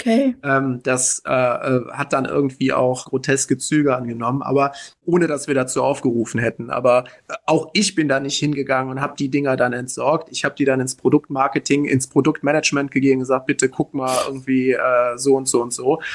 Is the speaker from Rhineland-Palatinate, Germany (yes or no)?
yes; Middle Rhine, northern Rhineland-Palatinate, Germany; meine Heimatregion, meine Region, aus der ich komme